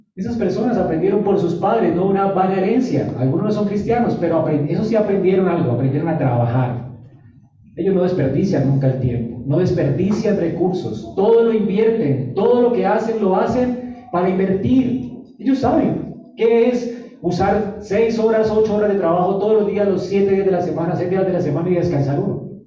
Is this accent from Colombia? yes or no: yes; Colombia; Así somos los colombianos